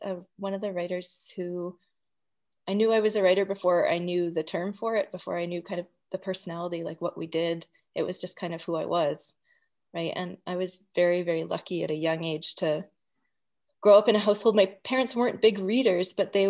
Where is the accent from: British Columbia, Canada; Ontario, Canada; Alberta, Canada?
Alberta, Canada; Edmonton; I grew up in the Edmonton literary community, I was very grateful and very lucky to grow up within that group.